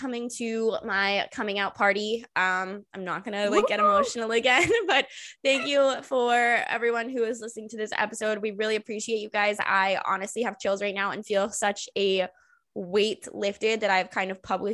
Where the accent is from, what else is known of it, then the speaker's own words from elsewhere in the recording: Jacksonville, Florida, United States; I was born and raised in Jacksonville